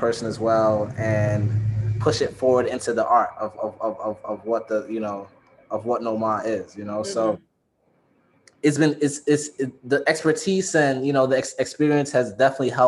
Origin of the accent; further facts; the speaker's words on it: New York City, New York, United States; I'm from the Bronx